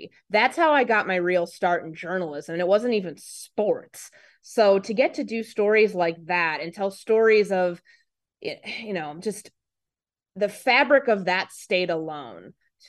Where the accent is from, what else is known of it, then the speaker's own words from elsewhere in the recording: Midwest, United States; because to me, that was a foreign country, because I grew up in the Midwest.